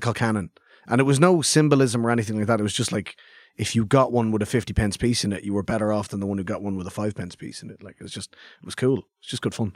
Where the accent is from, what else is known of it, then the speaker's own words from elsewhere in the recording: Clondalkin, Leinster, Ireland; I grew up in Clondalkin